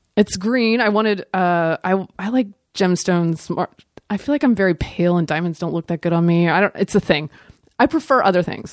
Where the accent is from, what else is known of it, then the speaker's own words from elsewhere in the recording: the South, United States; I'm from the South